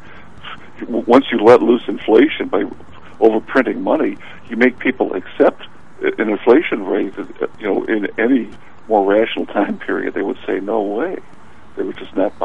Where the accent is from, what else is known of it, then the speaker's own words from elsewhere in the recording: United States; growing up in the South Side